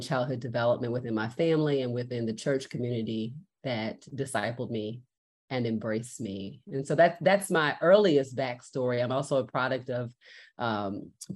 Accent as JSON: {"language": "English", "town": "Baltimore", "region": "Maryland", "country": "United States", "tie": "born or raised there", "said": "I was born and raised in Baltimore, Maryland"}